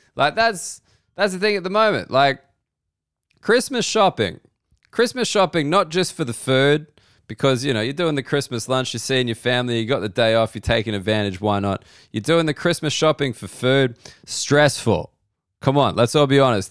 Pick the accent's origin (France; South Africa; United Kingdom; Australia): Australia; I'm an Australian and we're taught that a lot of things originated in the U K